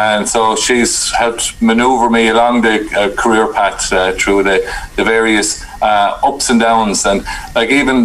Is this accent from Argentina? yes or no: no; New Ross, Leinster, Ireland; now in Carlow, Ireland; I was born and reared just outside of New Ross in County Wexford